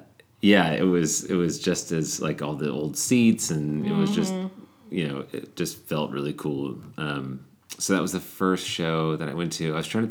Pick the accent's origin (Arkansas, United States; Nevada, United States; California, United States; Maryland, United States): Maryland, United States; moved away as an adult; now in Athens, United States; I grew up in Maryland